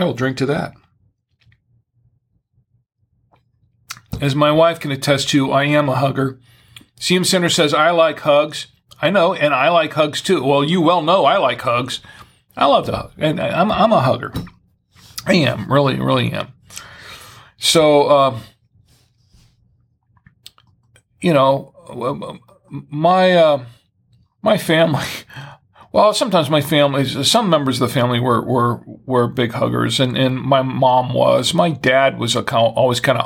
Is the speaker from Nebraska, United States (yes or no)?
no; Florida, United States; now in Charlotte, United States; I'm originally from Florida.